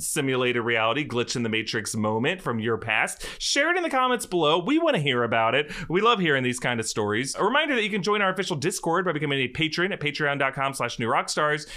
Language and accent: English; Jacksonville, Florida, United States; We're from Jacksonville